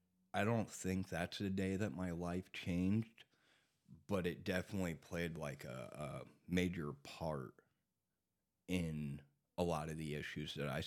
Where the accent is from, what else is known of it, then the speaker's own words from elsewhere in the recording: Texas, United States; born there; I was born in Texas.